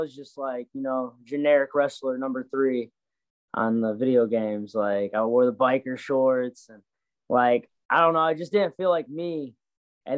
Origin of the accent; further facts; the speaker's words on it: Michigan, United States; moved away; So I'm from Michigan originally. I'm born and raised in Michigan.